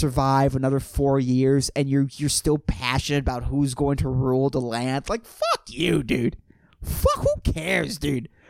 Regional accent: Puerto Rico; born or raised there

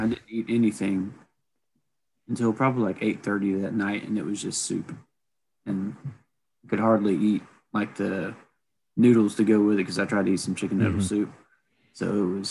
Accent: the South, United States; the South that where we grew up

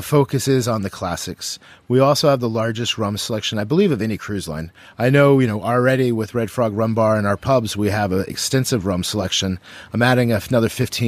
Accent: Texas, United States; moved away as an adult; also born or lived in Las Vegas / New York; now in Miami, United States; born and raised in Texas, seventh generation, you'll hear my y'alls come out a lot

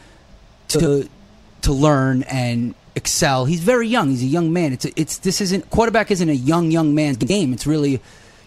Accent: New York City, New York, United States; I am from Bensonhurst, Brooklyn.

